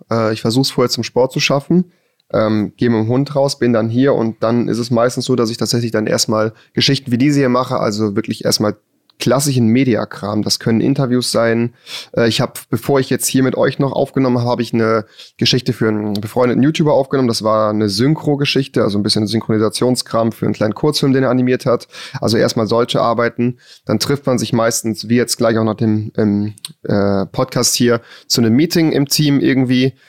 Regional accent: a village outside Cologne, North Rhine-Westphalia, Germany; bin ja auch hier geboren worden, bin außerhalb von Köln aufgewachsen auf dem Dorf.

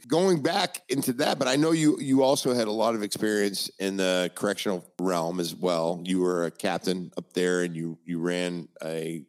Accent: Maine, United States; now in Naples, United States; we're from up in Northeast, neck of the woods. I'm from Maine.

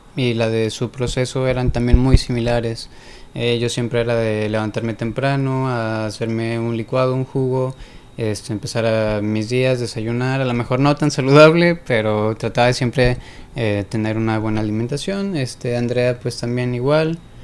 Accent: Guadalajara, Jalisco, Mexico; moved away as an adult; also born or lived in Puerto Vallarta; now in Monterrey, Mexico; yo soy de Guadalajara. Eh, prácticamente toda mi vida fue en Guadalajara.

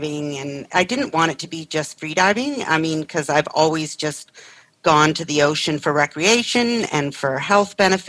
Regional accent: Vancouver, British Columbia, Canada; I was born and raised in Vancouver

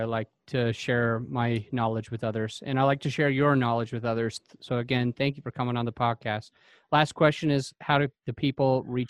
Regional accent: Utah, United States; I'm from Utah myself

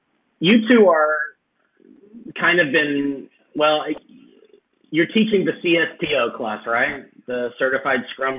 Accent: Texas, United States

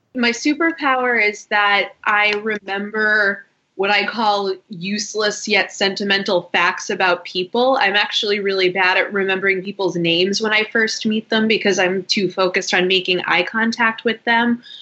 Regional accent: Boston, Massachusetts, United States; moved away as an adult; also born or lived in Washington, D.C. / London; I am from Boston, went to college in Washington, D.C., and then immediately after that moved to London

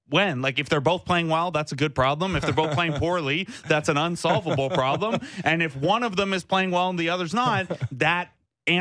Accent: Cambridge, Ontario, Canada; I'm from Cambridge

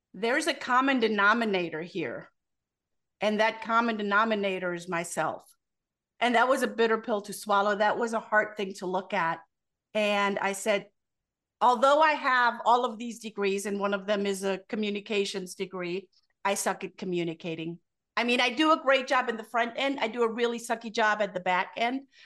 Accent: Germany; moved away; born and raised in Germany

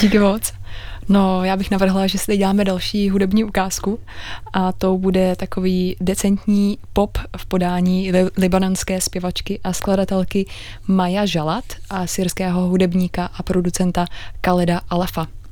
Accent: Czechia

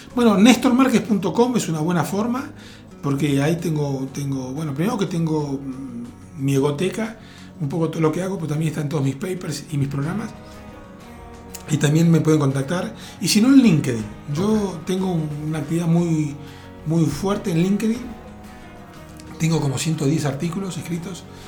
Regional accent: Argentina; casi toda mi infancia y adolescencia en Argentina la viví con gobiernos militares

